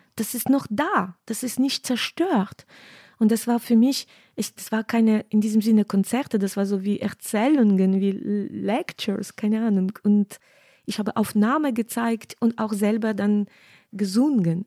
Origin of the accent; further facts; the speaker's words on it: Western Ukraine, Ukraine; German is a second language; moved away as an adult; now in Cologne, Germany; ich bin in Westen Ukraine aufgewachsen